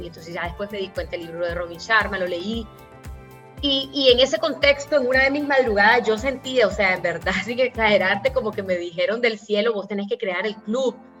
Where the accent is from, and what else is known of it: Nicaragua